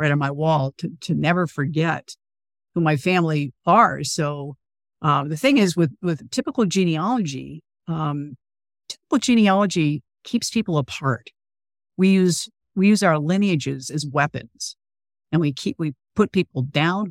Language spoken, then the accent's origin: English; California, United States; I grew up in California, where slavery is, like, literally one paragraph in a textbook